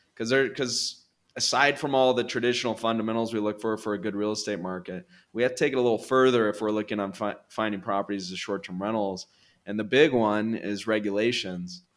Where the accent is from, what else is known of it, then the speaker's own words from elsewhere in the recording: California, United States; moved away as an adult; now in Colombia; I'm from California originally.